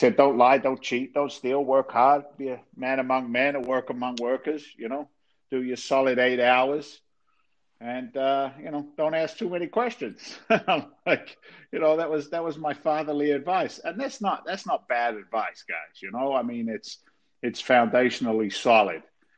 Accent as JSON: {"language": "English", "region": "England", "country": "United Kingdom", "moved": "as an adult", "lives_now": "United States", "said": "Long story short, I'm an immigrant to the States. I came over from England back in 1986."}